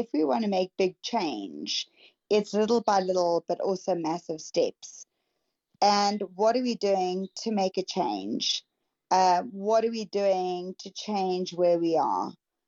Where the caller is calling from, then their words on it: South Africa; I'm coming in from South Africa. So deep, deep, deep down south for all of us.